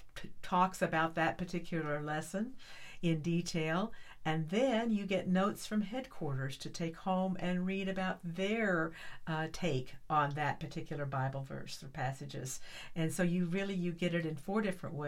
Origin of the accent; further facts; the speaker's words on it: northeastern Kansas, United States; moved away as an adult; now in Texas, United States; I was born in northeastern Kansas, the far northeastern part of Kansas, right where Kansas and Missouri and Nebraska all kind of joined together. I was born on a farm